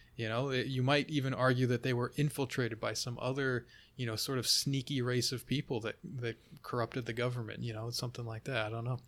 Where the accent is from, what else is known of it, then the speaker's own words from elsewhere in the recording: United States; also born or lived in Finland (ancestry); I'm Finnish American